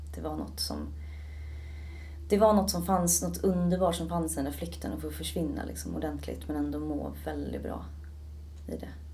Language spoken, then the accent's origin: Swedish; Stockholm, Stockholm County, Sweden; also born or lived in Södermalm / Ekerö; Jag är född och uppvuxen i Stockholm